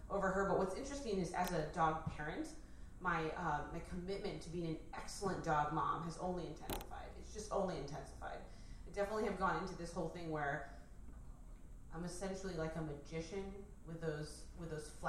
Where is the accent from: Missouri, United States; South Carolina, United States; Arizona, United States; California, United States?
Arizona, United States; I grew up in Arizona, so like walking outside.